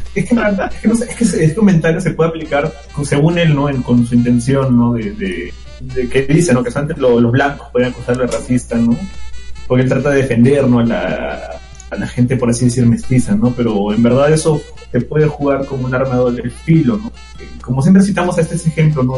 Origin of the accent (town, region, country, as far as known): Peru